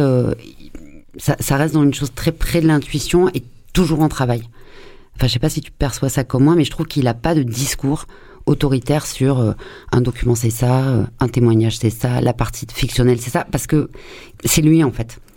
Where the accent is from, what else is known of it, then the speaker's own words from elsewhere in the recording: France; en tant que française et notamment Marseille